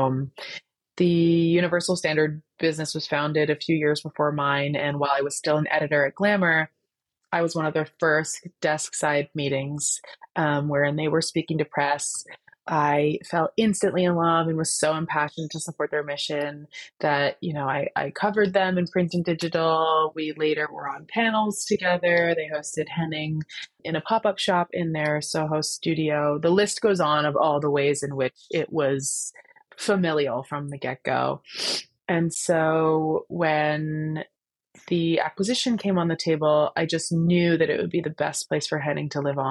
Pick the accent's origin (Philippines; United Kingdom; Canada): Canada; I am Canadian